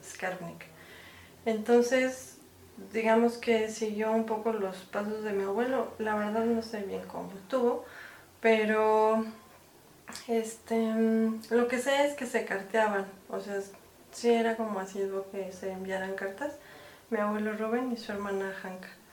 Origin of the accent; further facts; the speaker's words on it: Mexico; soy mexicana